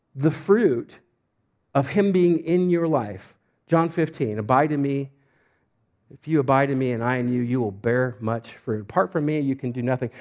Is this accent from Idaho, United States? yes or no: yes; Homedale, Idaho, United States; I'm from Homedale